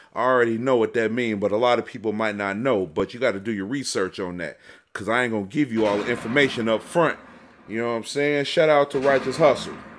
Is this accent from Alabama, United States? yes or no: no; Chicago, Illinois, United States; moved away as an adult; also born or lived in Detroit; I was born and raised in Chicago.